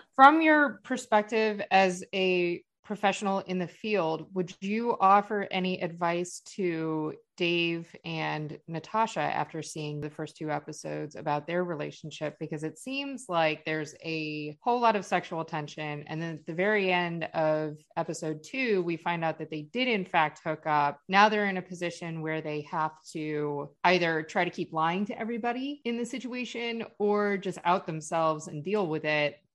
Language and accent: English; Cleveland, Ohio, United States; now in Florida, United States; both of us are from Ohio